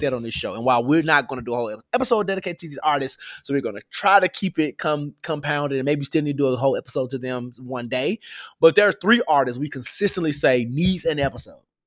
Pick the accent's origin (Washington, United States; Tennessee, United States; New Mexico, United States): Tennessee, United States; Memphis; Growing up in Memphis, you hear certain things